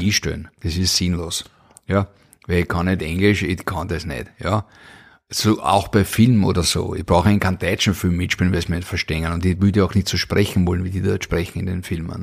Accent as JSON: {"language": "German", "region": "Vienna", "country": "Austria", "tie": "born or raised there", "said": "geboren 1973 in Wien"}